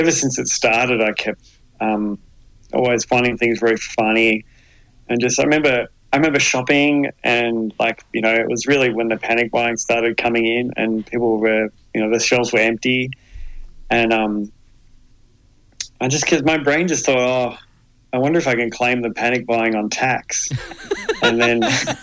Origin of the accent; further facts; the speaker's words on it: Adelaide, South Australia, Australia; also born or lived in Melbourne, Australia; now in Hobart, Australia; I grew up in Adelaide.